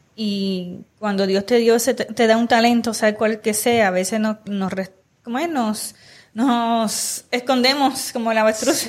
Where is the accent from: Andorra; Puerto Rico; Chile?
Puerto Rico; De la misma región que somos de Puerto Rico, las tres somos de Puerto Rico